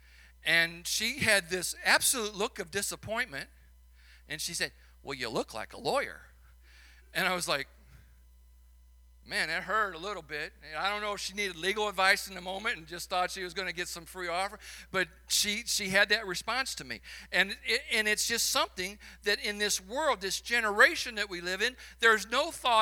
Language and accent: English; Chicago, Illinois, United States; accent: Chicago; now in St. Louis, United States; my Chicago accent